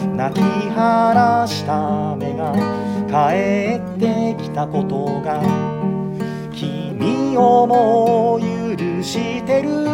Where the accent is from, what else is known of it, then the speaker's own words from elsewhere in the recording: Minoh, Osaka, Japan; moved away; 私のふるさとも終着駅なんですよ